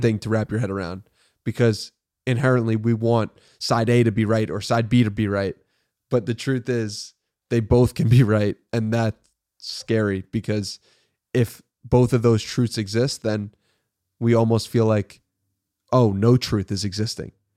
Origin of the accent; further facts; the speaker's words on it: Long Island, New York, United States; moved away as an adult; now in Austin, United States; I was born in, uh, New York City and I grew up in Long Island, New York